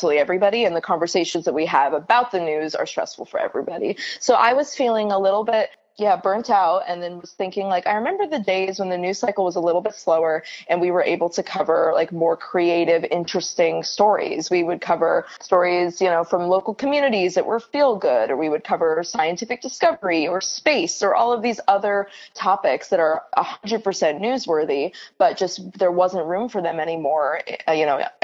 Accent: California, United States; now in New York City, United States; I'm based in New York City, though I'm originally from California.

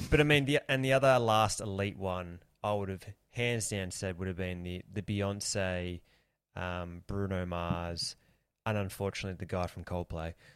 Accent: Australia; we're Australian

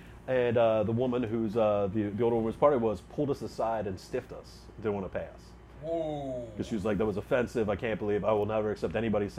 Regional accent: Baltimore, Maryland, United States; I'm from Baltimore

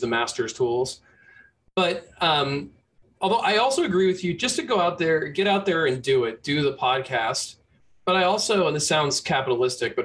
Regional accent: Bay Area, California, United States; growing up in the Bay Area

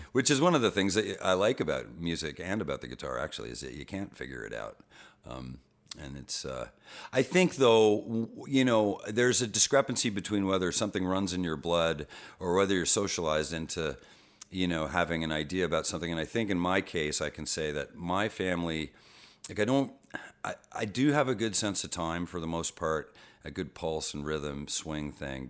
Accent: Boston, Massachusetts, United States; we lived across from Fenway Park when I was a baby. I was born in Boston

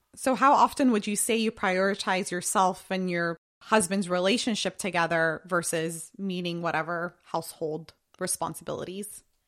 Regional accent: United States; also born or lived in Jordan; I've been in America since I was three years old, and I was born in Jordan

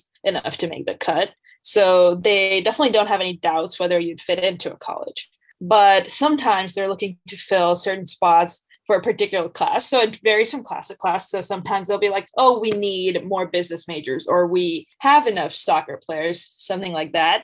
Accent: Bangladesh; moved away as an adult; I'm originally from Bangladesh

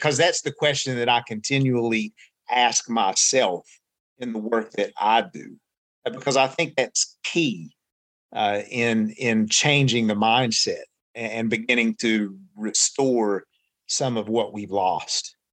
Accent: Appalachia, United States; who we are as Appalachian people

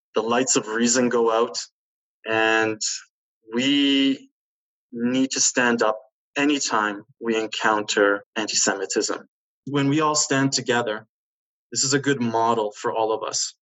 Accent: Canada; as a Polish Canadian.

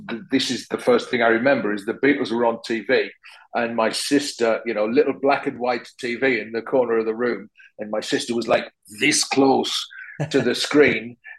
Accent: Sunderland, North East England, United Kingdom; now in London, United Kingdom; hopefully sound like I'm from Sunderland, except when I go back there and people say, "Where you're from, like?" because you know, my accent, I've lived in London for a long time now, and my accent has kind of, I suppose, changed and moderated over the years

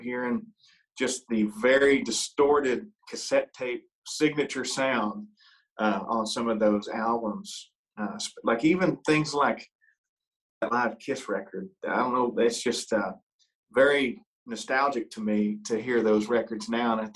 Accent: Selma, Ohio, United States; moved away; also born or lived in Nashville; I grew up in a small town in southwestern Ohio called Selma, Ohio

